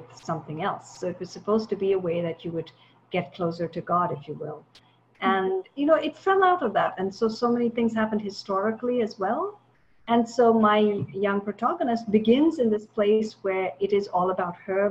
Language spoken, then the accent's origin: English; Chennai, Tamil Nadu, India; moved away as an adult; now in United States; I grew up in Chennai in India for a long time